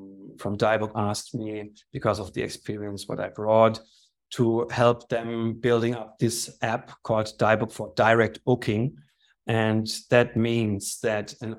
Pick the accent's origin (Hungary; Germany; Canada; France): Germany; moved away as an adult; also born or lived in Slovakia / Vienna, Austria / Ibiza, Spain; now in Austria; I was born in Germany, grew up there